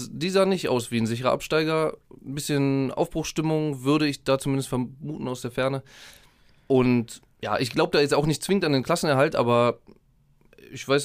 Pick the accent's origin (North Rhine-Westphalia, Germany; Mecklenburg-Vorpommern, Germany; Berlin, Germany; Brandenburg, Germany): Berlin, Germany; born there; ich bin ein gebürtiger Berliner, ich habe keine große Verbindung zu Hertha